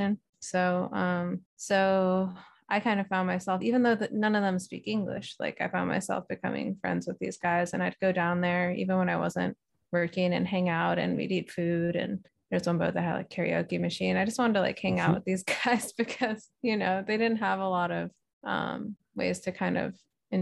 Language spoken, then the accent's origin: English; San Francisco area, California, United States; also born or lived in Hawaii; I'm moving back home to the West Coast in San Francisco area